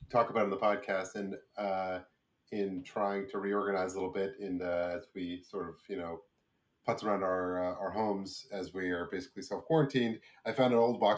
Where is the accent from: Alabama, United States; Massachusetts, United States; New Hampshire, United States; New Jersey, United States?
New Jersey, United States; Brick; Yeah, I'm from Brick.